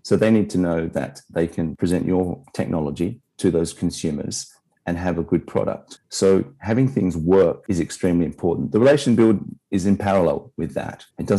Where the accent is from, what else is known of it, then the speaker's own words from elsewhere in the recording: Sydney, New South Wales, Australia; moved away as an adult; now in Japan; I'm from Australia originally, but I've been in Japan for 23 years.